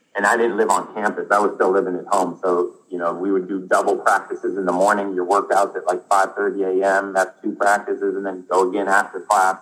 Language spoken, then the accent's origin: English; Northeast Ohio, United States; it was hard to find a job around here in Northeast Ohio